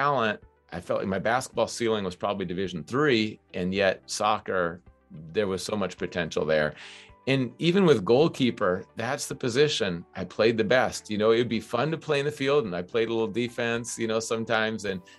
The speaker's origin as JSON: {"language": "English", "region": "Minnesota", "country": "United States", "tie": "born or raised there", "also_born_or_lived": "New Hampshire", "moved": "as an adult", "said": "Growing up in Minnesota"}